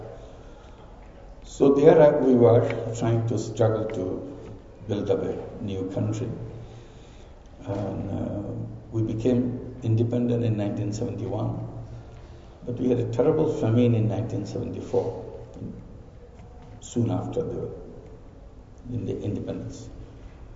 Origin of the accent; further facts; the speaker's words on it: Bangladesh; I'm from Bangladesh